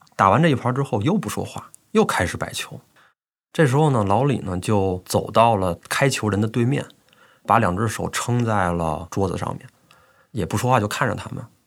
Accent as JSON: {"language": "Chinese", "region": "Beijing", "country": "China", "also_born_or_lived": "Shanghai", "moved": "as an adult", "said": "我今年三十岁，嗯，我是北京人"}